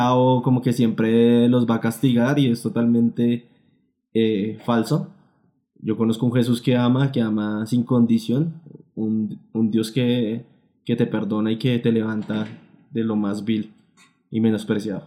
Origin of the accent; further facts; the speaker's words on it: Colombia; nosotros como colombianos